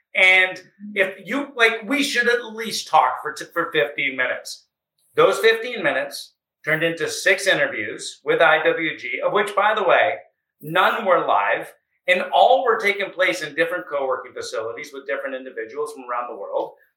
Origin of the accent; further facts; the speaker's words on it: Canada; moved away as an adult; also born or lived in United States; the other half has been back in Canada, which I was born, raised, went to school, and started my career